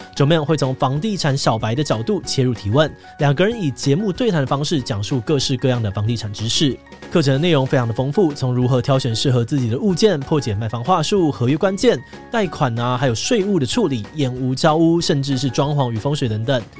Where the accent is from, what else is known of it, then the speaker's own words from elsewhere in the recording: Taiwan; 身为台湾人